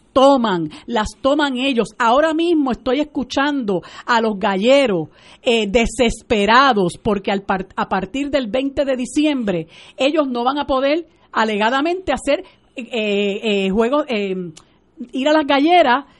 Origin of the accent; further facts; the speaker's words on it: Puerto Rico; aquí en Puerto Rico nosotros tomamos esa decisión, lo discutimos nosotros como puertorriqueños